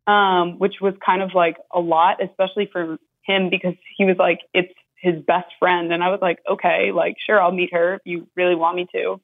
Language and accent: English; New York, United States; now in Florida, United States; I'm from New York, but we both live in Florida